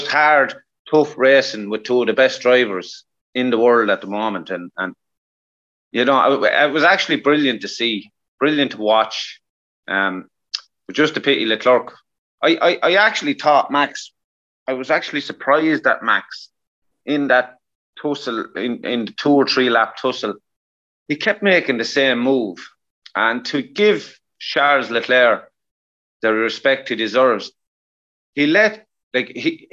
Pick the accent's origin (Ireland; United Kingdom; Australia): Ireland; Us as Irish people